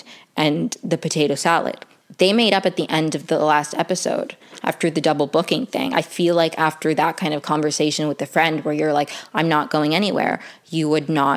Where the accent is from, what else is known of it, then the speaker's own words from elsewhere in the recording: Venezuela; I'm from Venezuela